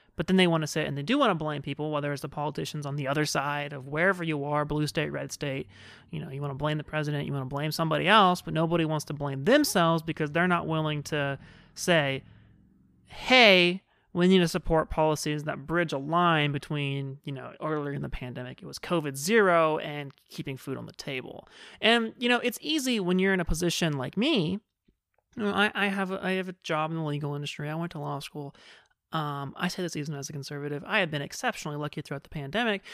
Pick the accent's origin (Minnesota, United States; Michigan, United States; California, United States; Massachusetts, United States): California, United States; Fresno; moved away as an adult; also born or lived in San Diego; when I moved away from Fresno for college, um, and ended up in San Diego